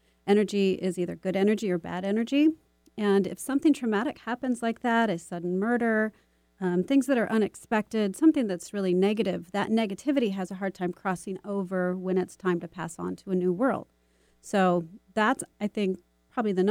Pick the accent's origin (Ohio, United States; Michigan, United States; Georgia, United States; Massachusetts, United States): Michigan, United States; now in Seattle, United States; growing up in Michigan